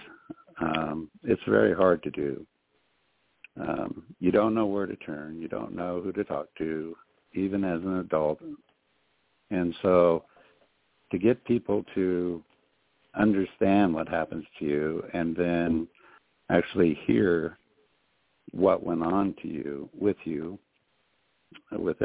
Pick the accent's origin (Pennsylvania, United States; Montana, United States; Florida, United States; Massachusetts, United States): Montana, United States; Butte; I was raised in Montana all of my life, lived here all my life